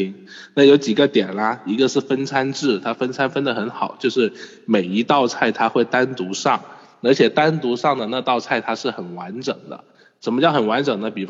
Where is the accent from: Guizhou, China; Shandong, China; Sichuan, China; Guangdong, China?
Guangdong, China; 那我作为广东人要介绍好酒好菜是吗？